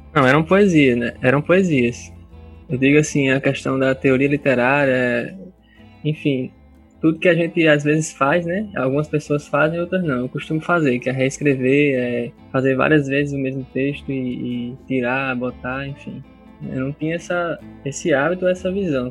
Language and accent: Portuguese; Parnamirim, Rio Grande do Norte, Brazil; also born or lived in Natal; nasci em Natal, mas desde cedo, meus 5 anos de idade, eu comecei a morar em Parnamirim, né? E não saí mais de lá.